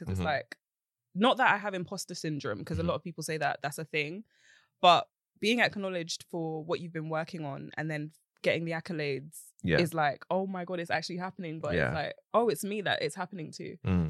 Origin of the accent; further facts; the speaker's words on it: Romford, London, United Kingdom; I am from East. Romford.